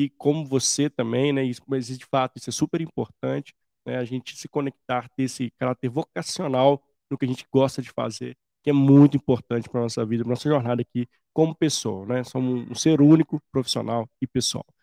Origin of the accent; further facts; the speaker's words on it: Minas Gerais, Brazil; Somos mineiros, né? Então dá um bom papo aqui.